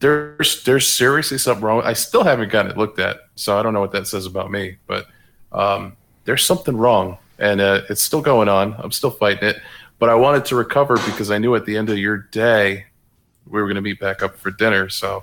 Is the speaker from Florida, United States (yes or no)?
yes; Miami, Florida, United States; I'm from Miami, bro.